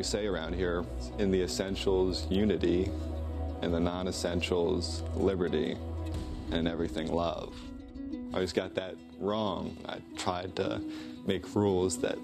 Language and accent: English; Harford County, Maryland, United States; I grew up in Harford County, and I've been living around here pretty much my whole life.